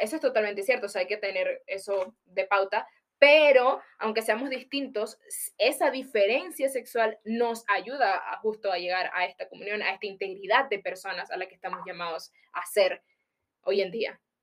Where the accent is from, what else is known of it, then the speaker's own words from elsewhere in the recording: Panama; moved away; Soy de Panamá